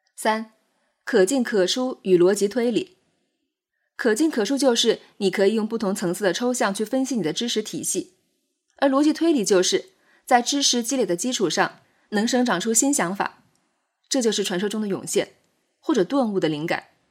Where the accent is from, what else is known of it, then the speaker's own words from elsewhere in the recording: China; 我们作为中国人，活在汉语的环境下